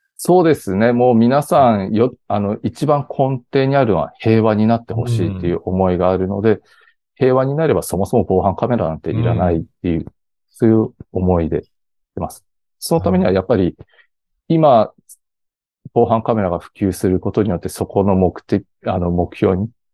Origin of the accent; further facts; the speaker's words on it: Ishinomaki, Miyagi, Japan; 出身が、あの、石巻市というすごい田舎の方出身でして